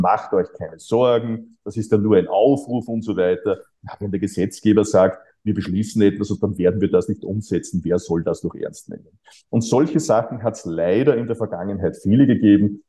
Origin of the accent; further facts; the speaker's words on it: Austria; ich bin äh, auf dem Land aufgewachsen, Grenze Niederösterreich, Oberösterreich in den 1970er Jahren